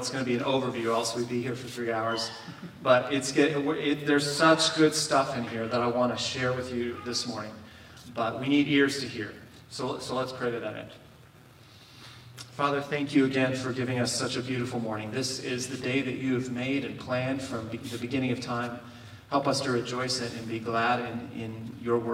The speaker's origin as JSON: {"language": "English", "region": "Kentucky", "country": "United States", "tie": "born or raised there", "moved": "yes", "said": "my home state of Kentucky"}